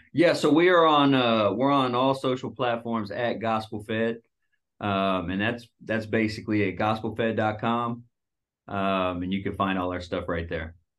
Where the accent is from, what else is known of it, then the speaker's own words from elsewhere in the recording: Dallas, Texas, United States; moved away as an adult; also born or lived in Seattle; I moved from Dallas, where I'm from